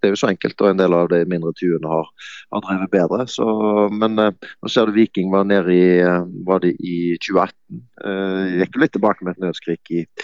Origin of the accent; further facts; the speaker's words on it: neighbouring town to Bergen, Vestland, Norway; Nå kommer jeg utenfra fordi jeg er fra Vestland og nabo, naboby til, til Bergen